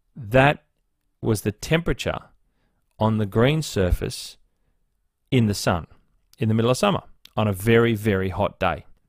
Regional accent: Blue Mountains, New South Wales, Australia; also born or lived in Northern Beaches, Sydney; now in Sydney, Australia; I grew up in the Blue Mountains

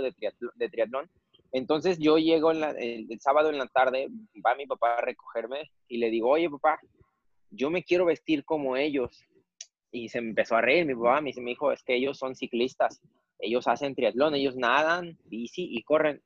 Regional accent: Jojutla, Morelos, Mexico; mi pueblo

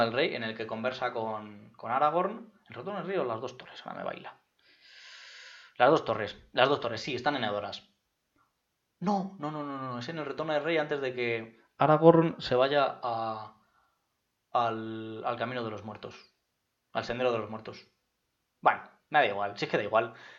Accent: Madrid, Community of Madrid, Spain; yo soy de Madrid

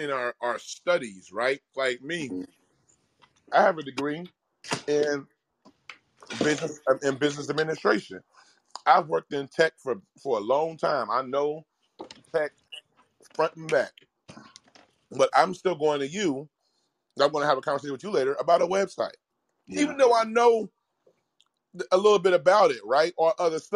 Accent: Cincinnati, Ohio, United States; now in Austin, United States; my favorite radio station growing up in Cincinnati was called 100.9 The Wiz.

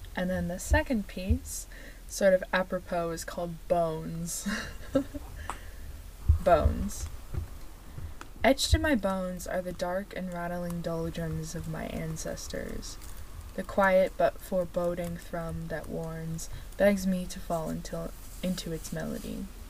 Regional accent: United States; we are very American

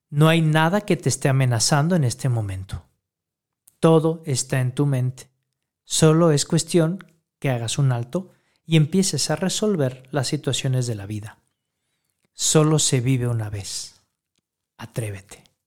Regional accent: Mexico; todo nuestro pueblo mexicano

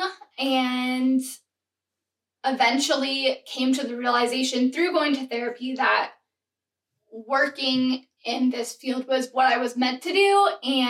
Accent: Oregon, United States; moved away as an adult; now in Nashville, United States; I grew up in Oregon

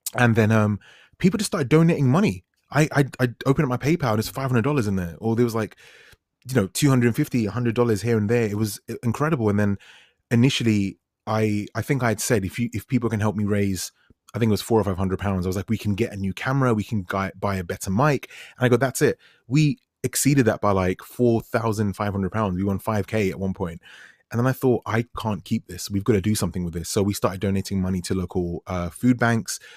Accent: London, United Kingdom; I'm a dude from West London

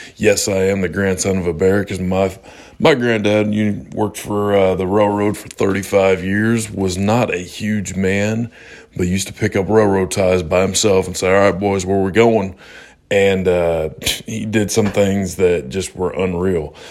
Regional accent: Salem, Illinois, United States; my hometown of Salem, Illinois, where I grew up

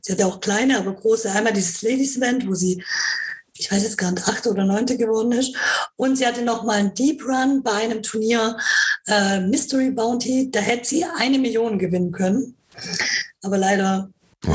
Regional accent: Karlsruhe, Baden-Württemberg, Germany; ich komme ja aus Karlsruhe

